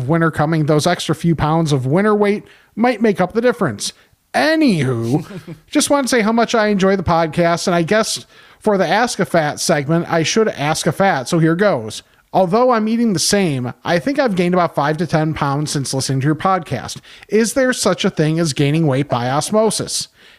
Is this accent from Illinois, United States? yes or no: yes; Homewood, Illinois, United States; moved away as an adult; now in Netherlands; I'm originally from Homewood, graduated from HF, and have two brothers who still live there. Currently, I live in Europe, specifically the Netherlands, and have for about the last 23 years.